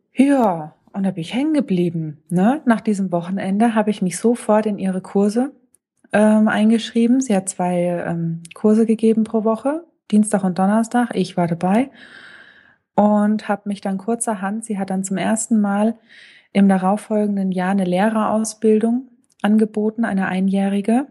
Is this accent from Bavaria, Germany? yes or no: yes; Lower Franconia, Bavaria, Germany; accent: Lower Franconian; ich komme gebürtig aus Unafranke